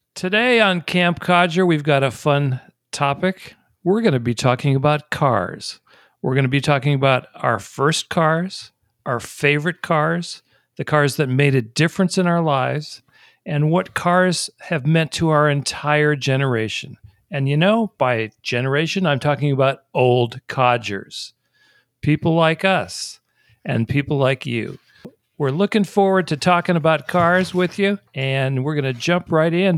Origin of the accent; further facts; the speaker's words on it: Detroit, Michigan, United States; moved away; also born or lived in East Coast / Los Angeles, California; one of the things that defines me and cars is the fact that I grew up in Detroit. I was born on the East Coast. My parents moved to Detroit before I was one year old